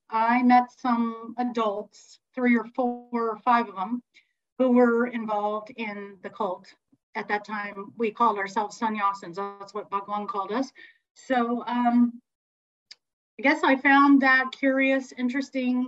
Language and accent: English; Santa Cruz, California, United States; also born or lived in Berkeley, California; raised in Santa Cruz